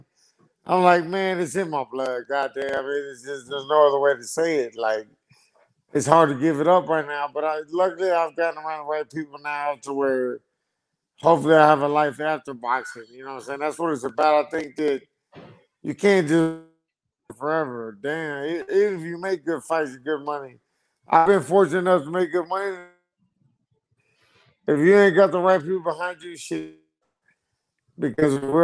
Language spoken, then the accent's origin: English; Fort Worth, Texas, United States; also born or lived in Lubbock, Texas / Austin, Texas; I was born in Lubbock, Texas. I moved to Fort Worth, Texas, by Dallas when I was like 7 years old